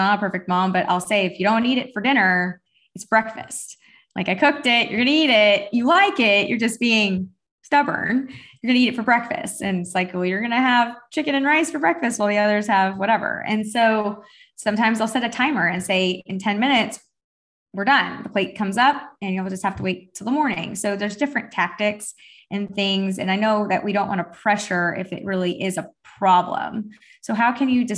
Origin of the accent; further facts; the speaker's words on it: Texas, United States; also born or lived in Florida; I grew up Jewish in Texas